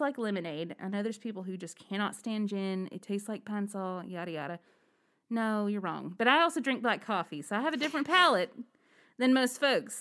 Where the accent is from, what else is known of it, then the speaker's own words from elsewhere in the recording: Alabama, United States; where I grew up in Alabama